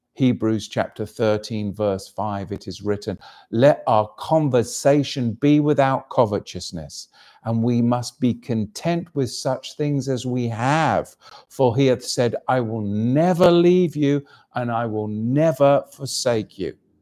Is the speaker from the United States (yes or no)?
no; England, United Kingdom; moved away; my home country, of course, which was invaded by the Romans